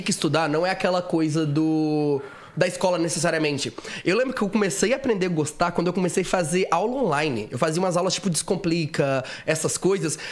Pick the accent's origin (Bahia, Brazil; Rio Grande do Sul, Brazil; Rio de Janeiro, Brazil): Rio de Janeiro, Brazil; Itaperuna; moved away as an adult; also born or lived in Minas Gerais; now in São Paulo, Brazil; eu nasci em Minas Gerais, mas assim, nem morei lá direito. Eu fui pro Rio, pro interior do Rio, Itaperuna, que é a minha cidade. E aí, lá em Itaperuna, eu cresci